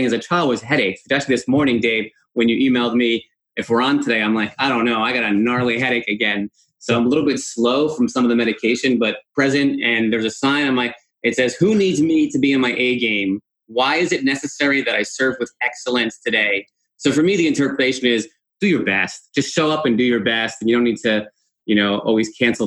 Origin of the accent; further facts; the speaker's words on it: Chestnut Ridge, New York, United States; moved away as an adult; also born or lived in Buffalo, New York / Washington, D.C. area; I was born in Spring Valley, New York, which was renamed to Chestnut Ridge for some reason, the village of Chestnut Ridge